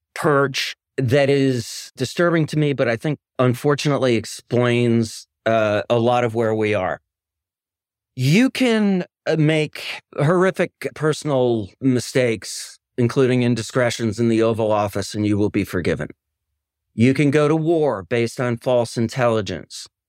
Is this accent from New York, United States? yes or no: no; Madison, Wisconsin, United States; I'm from Madison, Wisconsin, which is a kind of, uh, progressive Shangri-La, uh, place I'm very proud to be from